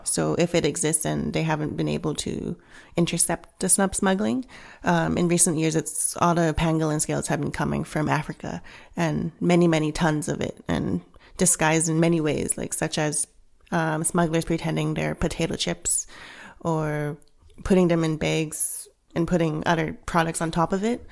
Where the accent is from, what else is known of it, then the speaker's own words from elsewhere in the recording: Vancouver, British Columbia, Canada; also born or lived in Hong Kong; I was born in Hong Kong, um, raised in Canada, in Vancouver, but went back to Hong Kong a lot